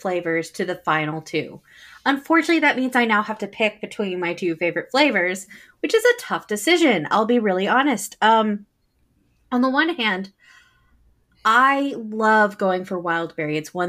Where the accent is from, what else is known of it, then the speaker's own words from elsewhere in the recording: Tennessee, United States; moved away; also born or lived in Midwest; I grew up in Tennessee